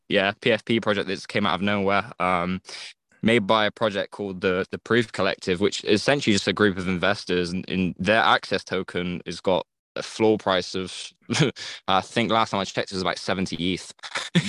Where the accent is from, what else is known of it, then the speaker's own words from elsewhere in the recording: England, United Kingdom; I'm from England.